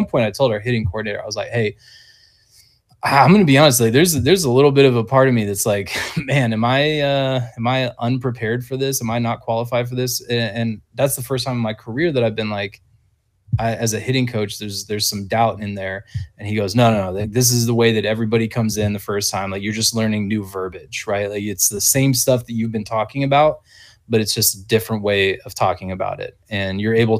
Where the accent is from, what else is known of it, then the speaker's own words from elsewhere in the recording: Whidbey Island, Washington, United States; moved away; my hometown high school guys on Whidbey Island